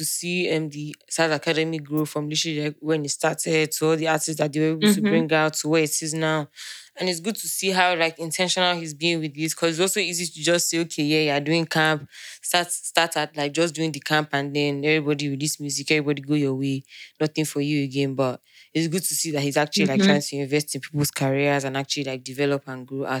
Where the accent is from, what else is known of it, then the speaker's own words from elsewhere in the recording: Nigeria; we're Nigerian, man.